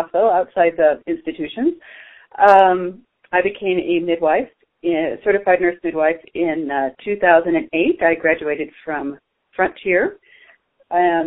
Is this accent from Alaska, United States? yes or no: no; San Diego, California, United States; now in Flagstaff, United States; I was born and raised in Southern California in the San Diego area.